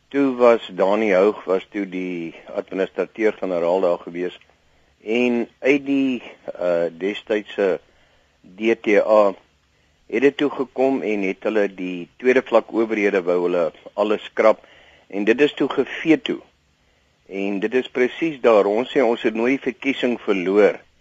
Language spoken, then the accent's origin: Afrikaans; Namibia; moved away; Ek praat as 'n oud Suidwester